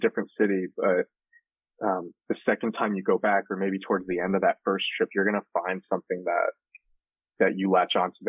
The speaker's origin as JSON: {"language": "English", "country": "Philippines", "said": "and I am Filipino, but so it was very strange for me"}